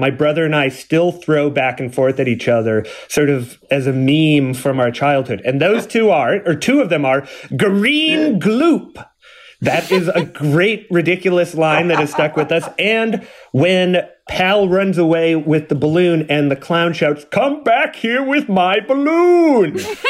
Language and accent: English; Wisconsin, United States; first, I'll apologize once more because I'm from Wisconsin and that's what we do.